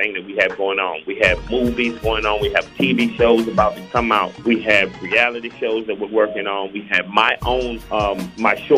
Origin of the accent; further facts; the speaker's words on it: the Carolinas, United States; my main mission in life was to represent my people. North and South Carolina, the Carolinas